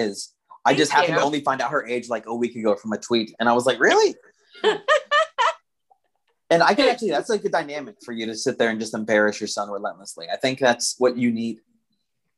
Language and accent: English; Arizona, United States; Being from Arizona and from the mainland